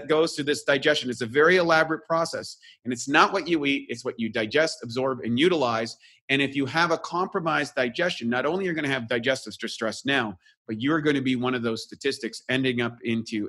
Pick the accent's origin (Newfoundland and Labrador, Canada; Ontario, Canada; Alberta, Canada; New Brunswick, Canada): New Brunswick, Canada; now in Venice Beach, United States; I'm from Canada